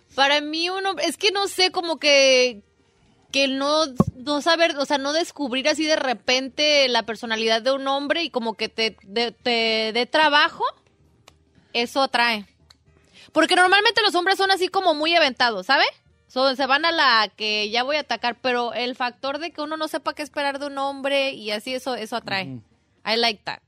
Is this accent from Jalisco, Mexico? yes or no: yes; Jalisco, Mexico; yo sí represento Jalisco